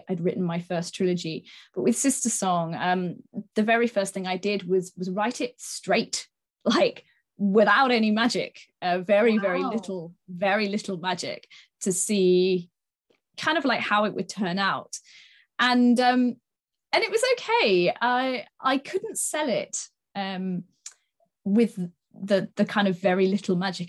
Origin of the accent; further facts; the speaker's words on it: Sidmouth, South West England, United Kingdom; my hometown in Sidmouth in East Devon